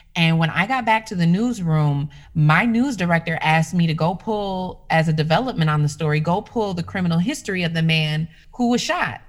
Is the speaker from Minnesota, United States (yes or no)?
yes; Minneapolis, Minnesota, United States; I tried to get hired at the mainstream media stations in my hometown because uh, I was working uh, two hours north of my hometown. So I came back to the cities